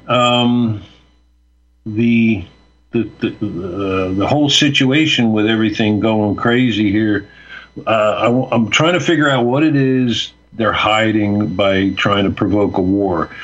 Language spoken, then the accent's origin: English; Fort Lauderdale, Florida, United States; also born or lived in Westchester County, New York; I moved to Florida when I was a kid, raised in Fort Lauderdale